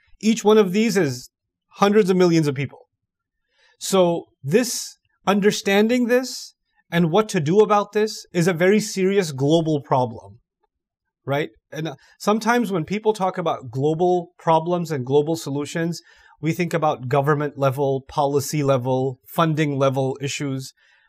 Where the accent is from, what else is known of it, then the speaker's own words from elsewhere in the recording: Malaysia; born there; maybe because my luck was I was born in Malaysia, that's why I'm Muslim.